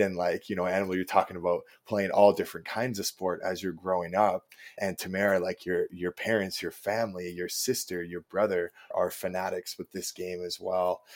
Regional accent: Chilliwack, British Columbia, Canada; I come from a small town in British Columbia called Chilliwack, BC

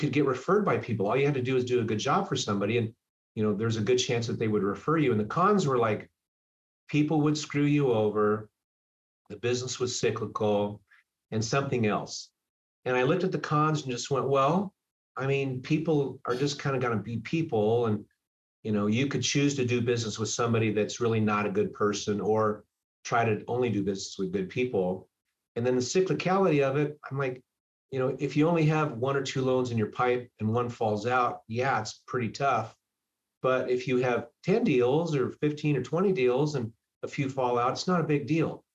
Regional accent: California, United States; also born or lived in Hawaii; now in Seattle, United States; I'm from California. I moved here from Hawaii

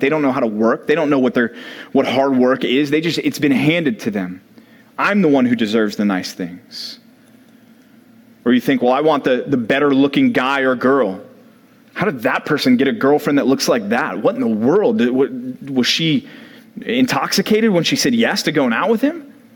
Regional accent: Dallas, Texas, United States; growing up in Dallas

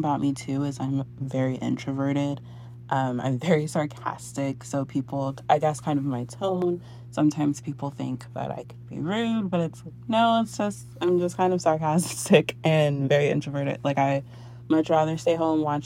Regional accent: San Antonio, Texas, United States; I am born and raised in San Antonio, Texas.

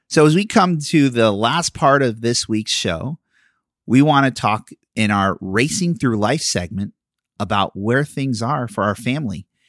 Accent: Philadelphia, Pennsylvania, United States; now in Florida, United States; I'm from Philadelphia

